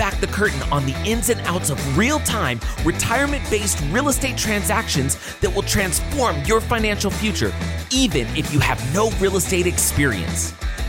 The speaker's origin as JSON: {"language": "English", "region": "California", "country": "United States", "tie": "born or raised there", "said": "I grew up in California, just right outside of Oakland. And I just grew up like a normal kid."}